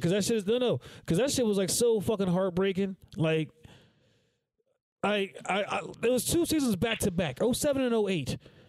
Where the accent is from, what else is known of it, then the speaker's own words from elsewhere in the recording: Bayonne, New Jersey, United States; I was like the cat from Bayonne. I'm from Bayonne, bro.